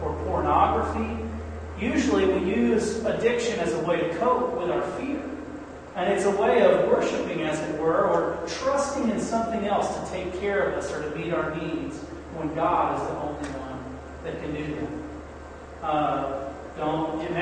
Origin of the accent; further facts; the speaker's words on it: United States; as American people, United States, North American, Western culture kinds of people